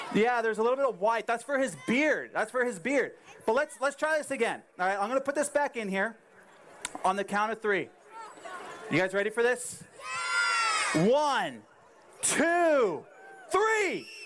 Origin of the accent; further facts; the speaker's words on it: San Diego, California, United States; I grew up in San Diego